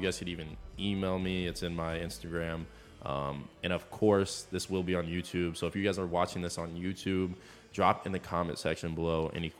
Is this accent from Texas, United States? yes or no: no; Iowa, United States; moved away as an adult; now in Kansas City, United States